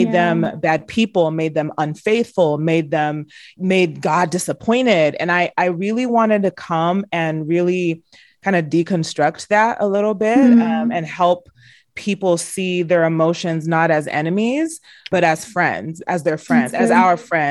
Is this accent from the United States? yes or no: yes; United States; My siblings and I were the first generation to, you know, to be born and raised in the United States